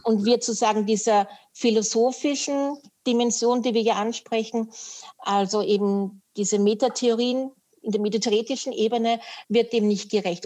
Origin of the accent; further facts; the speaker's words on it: Vienna, Austria; now in Upper Austria, Austria; ich bin geborene Wienerin, dafür kann ja. ich nichts und lebe in Oberösterreich noch